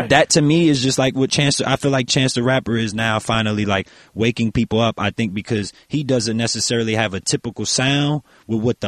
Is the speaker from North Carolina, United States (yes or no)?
no; New Orleans, Louisiana, United States; I'm from New Orleans